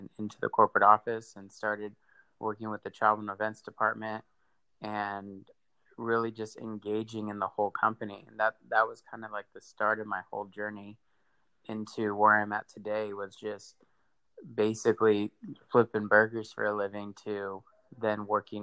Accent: Victorville, California, United States; I grew up a little east of you in Victorville

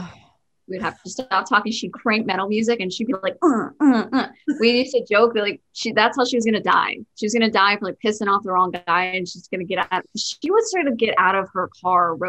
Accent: Georgia, United States; moved away as an adult; also born or lived in New Jersey; I grew up in Georgia

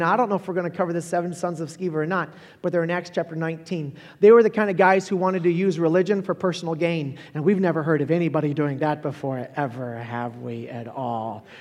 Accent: Holly Hill, Florida, United States; I was born and raised in Florida

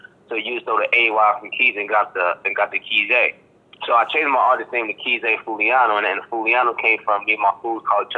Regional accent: Boston, Massachusetts, United States; accent: Boston; I'm from Boston, Mass. Boston, Mass.

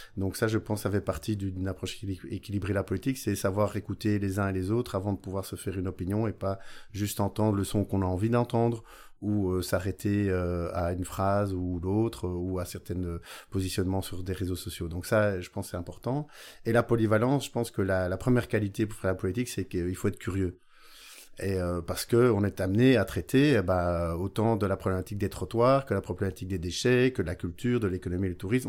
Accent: Beauvechain, Wallonia, Belgium; chez nous à Beauvechain

